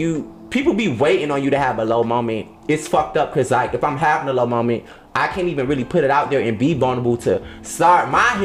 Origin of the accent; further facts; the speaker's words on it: Opa-locka, Florida, United States; I'm from Opa-locka